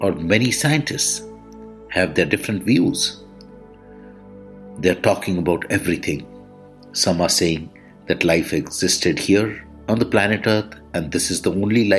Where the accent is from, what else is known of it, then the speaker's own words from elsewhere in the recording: India; I am the Indian monk